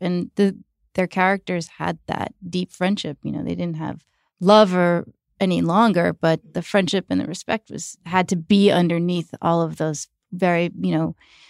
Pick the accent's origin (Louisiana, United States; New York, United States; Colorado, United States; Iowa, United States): New York, United States; how our friends, you know, dealt with divorce and growing up in New York.